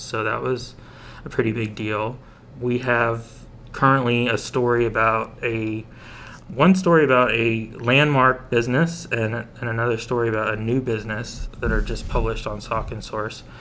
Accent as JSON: {"language": "English", "town": "Fountain Hill", "region": "Pennsylvania", "country": "United States", "tie": "born or raised there", "said": "Fire Chief Derek Richmond from Fountain Hill, which is also my hometown"}